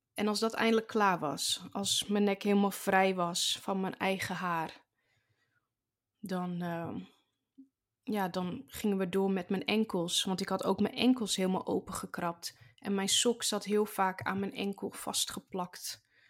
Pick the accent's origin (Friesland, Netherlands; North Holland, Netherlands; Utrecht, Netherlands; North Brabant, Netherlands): North Holland, Netherlands; Zaanstreek; ik zit in groep 5 van de basisschool bij juf Marjan in de klas in de Zaanstreek, waar ik geboren ben